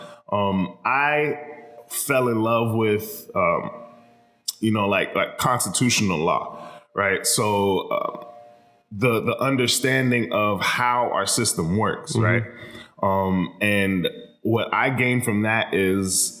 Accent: Miramar, Florida, United States; I'm from Miramar

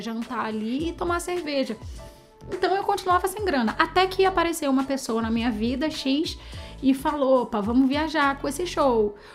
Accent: Rio de Janeiro, Brazil; eu sou carioca

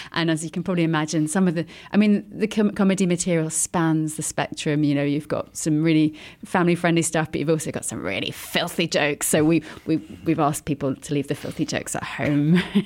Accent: United Kingdom; as you can probably tell from my accent, I'm uh, I'm British

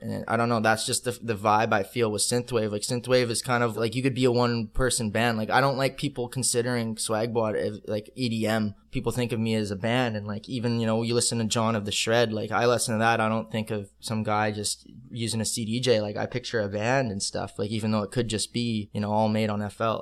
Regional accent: Calgary, Alberta, Canada; moved away as an adult; also born or lived in Ottawa, Ontario; now in Vancouver, Canada; I'm actually from Ottawa, but I I was only there for like four years, and then I moved to Calgary, Alberta, and then I I grew up there pretty much like till I was 21

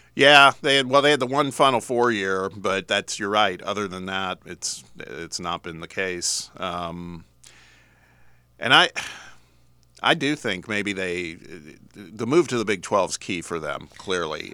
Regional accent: Indianapolis, Indiana, United States; now in Knoxville, United States; that's my hometown

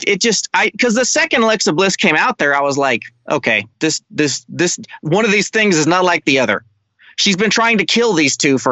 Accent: Houston, Texas, United States; I grew up in Houston.

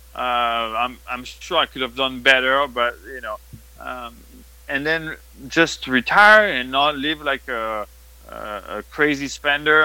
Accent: France; accent: French; English is a second language; now in United States; we're still French

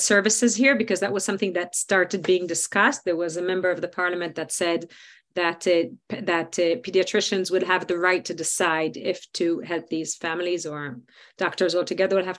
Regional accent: Israel; in Israel, the fact that we live in a democracy

